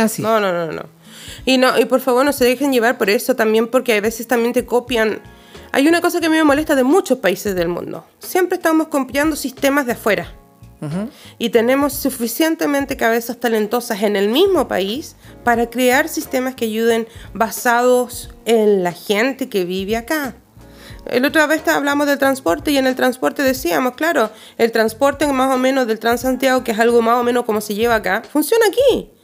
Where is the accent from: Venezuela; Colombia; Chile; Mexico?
Chile; now in Sweden; soy chilena